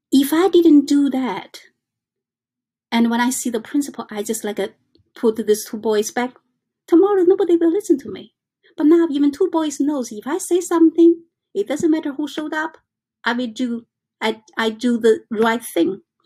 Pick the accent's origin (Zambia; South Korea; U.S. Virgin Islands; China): China; English is a second language; now in New York, United States; I came from China